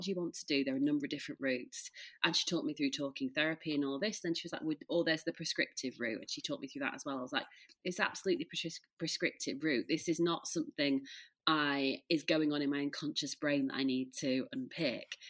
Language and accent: English; Leeds, Yorkshire and the Humber, United Kingdom; now in Peak District, United Kingdom; I'm from Leeds, but we live in the like uh, near the Peak District